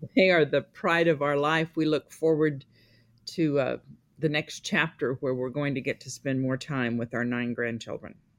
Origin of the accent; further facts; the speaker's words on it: Missouri, United States; I was born in Missouri